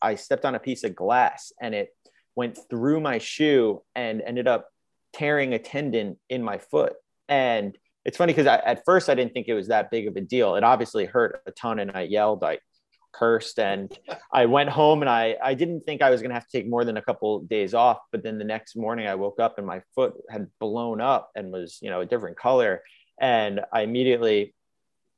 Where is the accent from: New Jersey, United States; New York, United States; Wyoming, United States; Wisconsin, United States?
New York, United States; Long Island; I am from Long Island, New York